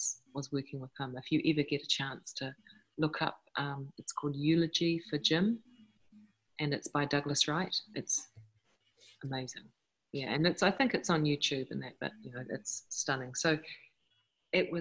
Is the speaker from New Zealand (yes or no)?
yes; New Zealand; moved away; I am from New Zealand originally.